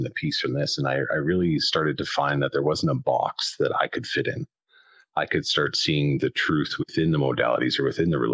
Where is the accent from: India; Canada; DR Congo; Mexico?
Canada; southern Alberta; I'm Canadian out on the west side in South in Alberta